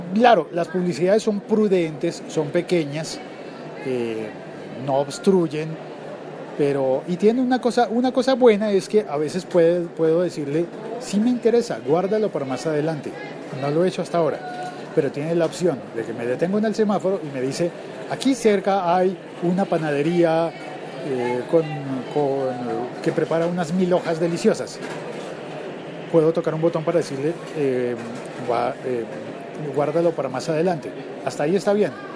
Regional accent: Colombia; como locutor colombiano

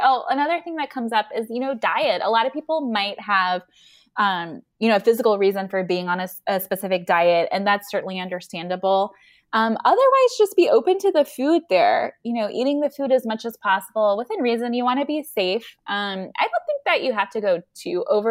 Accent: the South, United States; I'm from the South as well.

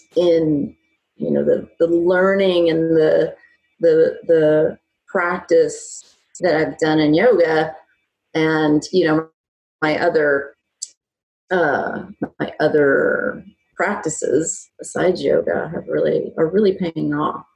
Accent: Dallas, Texas, United States; moved away; I'm originally from Dallas, Texas

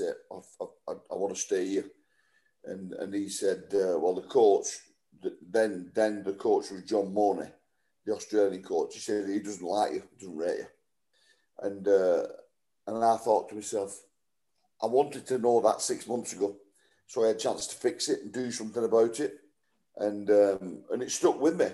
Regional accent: Wigan, North West England, United Kingdom; I've been at Wigan for nine and a half years, just coming up to my testimonial, playing for my hometown club

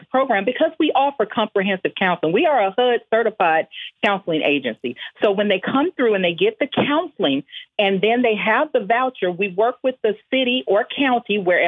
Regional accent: Houston, Texas, United States; I'm from the Fofo.

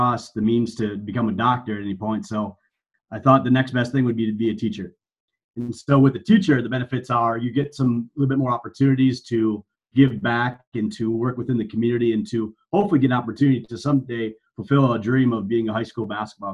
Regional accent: Marinette, Wisconsin, United States; moved away as an adult; now in Minnesota, United States; I'm a Northeast Wisconsin guy. So born and raised in Marinette, Wisconsin, just north of Green Bay

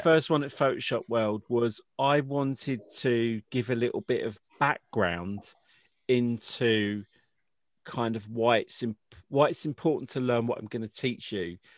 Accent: United Kingdom; I'm British

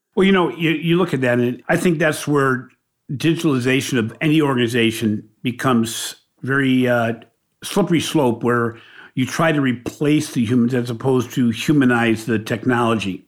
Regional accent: Ohio, United States; We refer to Michigan as the team up north when we're from Ohio

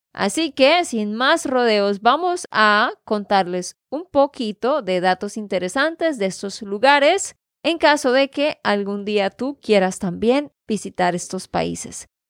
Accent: Santander, Colombia; de Santander, Colombia

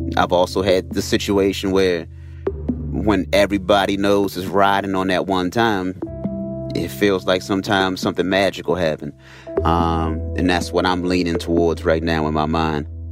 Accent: Baltimore, Maryland, United States; I'm from Baltimore, Maryland.

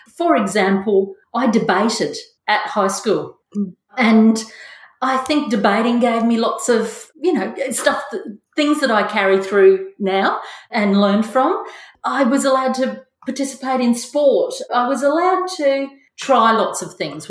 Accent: Mackay, Queensland, Australia; I was born in Mackay. I'm the first of five children. Yeah, from a family that's lived in Mackay

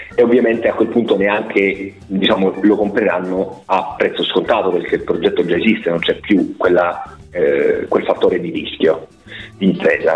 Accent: Rome, Lazio, Italy; moved away as an adult; now in Switzerland; io in verità attualmente mi trovo in Svizzera, però sì, sono romano.

